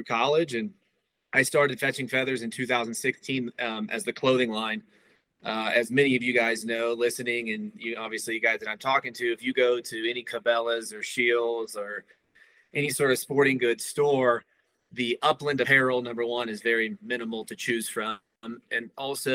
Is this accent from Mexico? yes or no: no; Kansas City, United States; I was born and raised outside of Kansas City